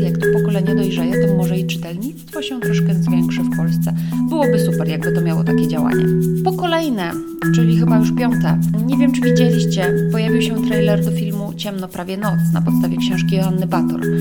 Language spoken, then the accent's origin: Polish; Łódź, Łódź Voivodeship, Poland; Łódź jest moim rodzinnym miastem